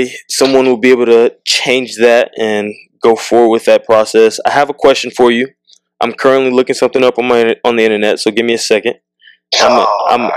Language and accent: English; Southern California, United States; growing up in Southern California, not a lot of black people